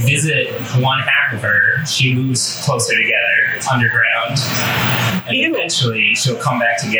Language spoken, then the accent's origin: English; Bedford, Massachusetts, United States; I'm from Bedford, Mass.